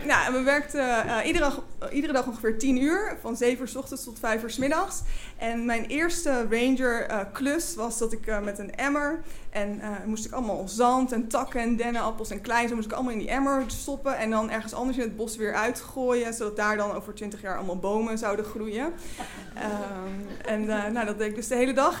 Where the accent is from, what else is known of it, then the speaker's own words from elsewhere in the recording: Flevoland, Netherlands; ik groeide op in Flevoland en had een hele fijne jeugd